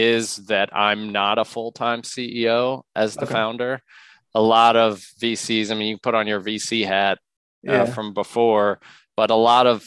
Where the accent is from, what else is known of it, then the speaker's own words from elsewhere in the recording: Louisville, Kentucky, United States; moved away; Louisville's where I'm from